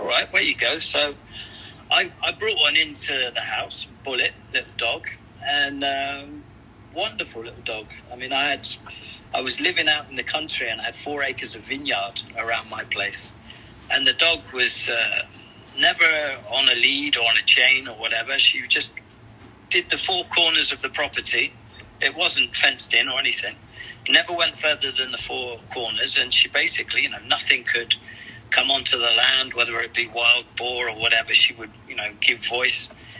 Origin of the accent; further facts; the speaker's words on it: England, United Kingdom; being an Englishman, where I grew up, lots of the old boys used to have allotments